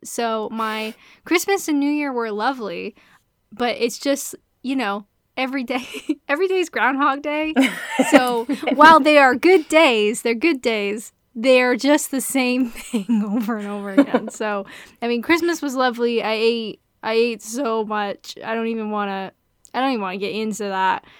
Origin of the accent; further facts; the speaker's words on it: Canada; I'm Canadian.